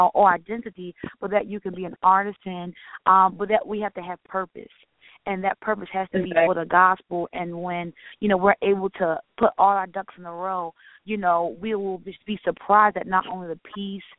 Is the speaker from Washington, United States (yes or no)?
no; Philadelphia, Pennsylvania, United States; now in Atlanta, United States; I'm initially from Philadelphia